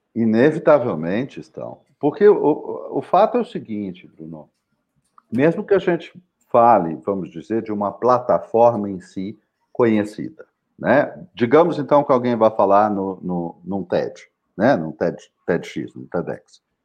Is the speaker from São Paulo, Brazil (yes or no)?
yes; São José dos Campos, São Paulo, Brazil; a praça central da minha cidade natal, que é São José dos Campos